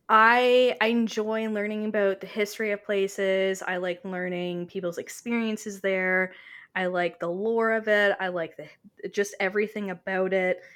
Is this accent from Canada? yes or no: yes; Canada; I am her Canadian counterpart